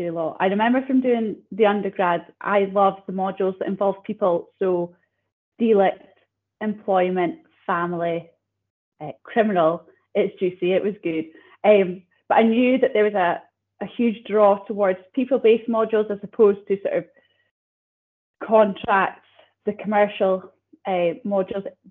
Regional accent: Banchory, Scotland, United Kingdom; I grew up out in Bangtree, primary, secondary school there.

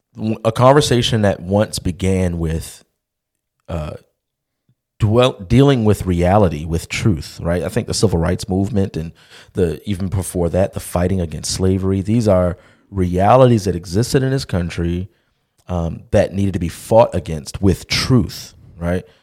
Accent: Baltimore, Maryland, United States; I'm from Baltimore

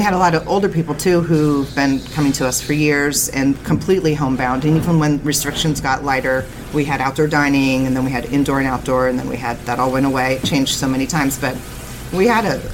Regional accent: Napa Valley, California, United States; moved away as an adult; also born or lived in San Francisco; now in San Anselmo, United States; I grew up in Napa Valley

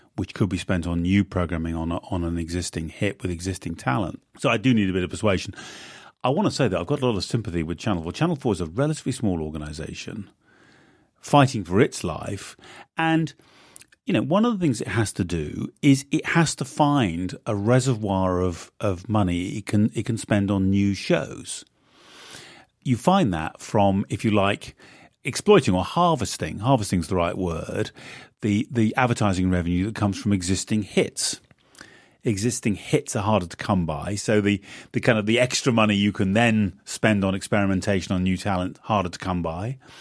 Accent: United Kingdom; moved away as an adult; now in United States; I'm a Brit, not an American

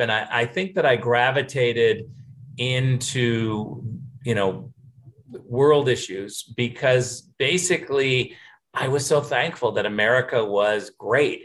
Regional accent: Michigan, United States; also born or lived in California; I was born in Western Michigan, grew up in Michigan, and uh, spent some of my elementary school time in California. My parents kind of moved back and forth between California and Michigan.

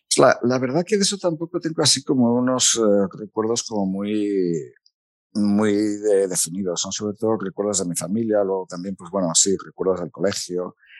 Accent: Gijón, Asturias, Spain; moved away as an adult; also born or lived in Oviedo / Mieres / Madrid; now in Washington, United States; yo viví de los 6 a los 18 años. Eh, antes había vivido en Mieres. Eh, nací en Oviedo, viví en Mieres hasta los 6, luego viví en, Gijón

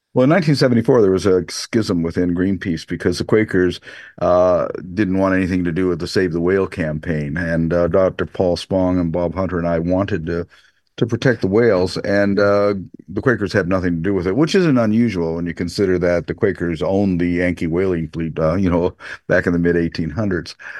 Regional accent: Canada; Canada, this is where I'm from

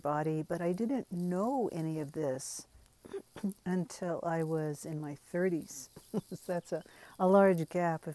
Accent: United States; first language English; I was raised to speak English, but my family of origin did not speak English when they were together. I'm firstborn American.

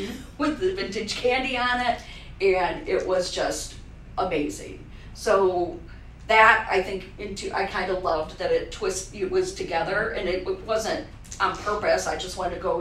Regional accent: Fostoria, Ohio, United States; also born or lived in Cleveland, Ohio; I grew up in Foster

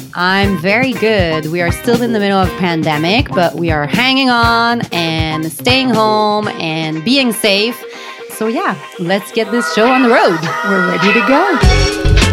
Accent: Canada; we are Canadian

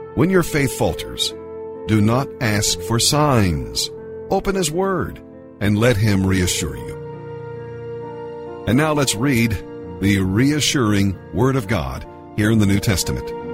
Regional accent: Zanesville, Ohio, United States; moved away as an adult; now in Columbus, United States; I'm from Zanesville, Ohio, age 40. came to Columbus uh, about 10 years ago

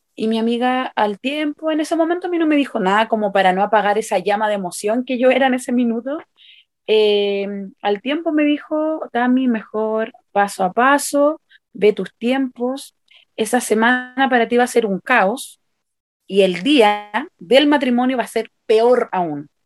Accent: Santiago, Santiago Metropolitan Region, Chile; soy de Chile, de Santiago de Chile

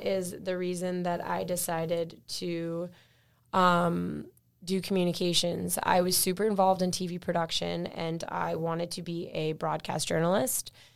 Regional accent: Millis, Massachusetts, United States; I grew up in Millis pretty much my entire life. Uh, I think my family, we moved here when I was, like, three

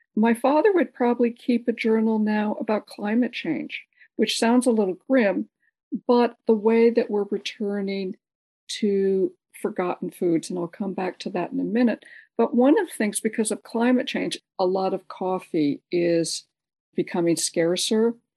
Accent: San Francisco, California, United States; I was born in San Francisco, and my father, because of his work, traveled a lot internationally

